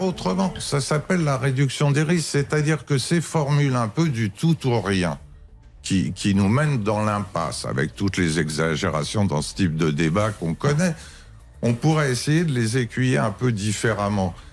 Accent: France; tout en étant français

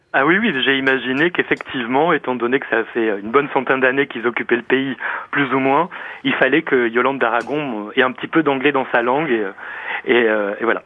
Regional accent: the South, southern France, France; oui, je viens du Sud

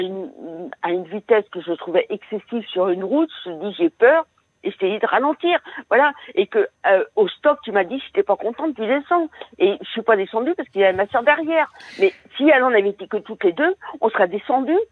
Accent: Brittany, France; moved away; je suis originaire de Bretagne

